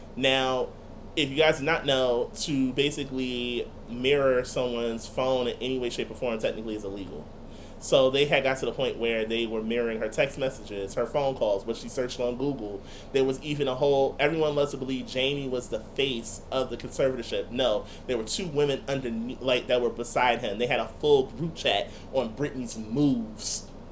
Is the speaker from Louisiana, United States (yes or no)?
no; Irvington, New Jersey, United States; also born or lived in Newark (North); my home, of course, is North, but a portion of me claiming North is claiming Irvington at the same time.